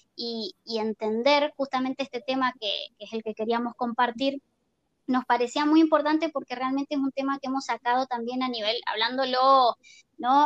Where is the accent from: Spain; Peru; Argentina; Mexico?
Argentina; moved away; also born or lived in Chile; yo soy argentina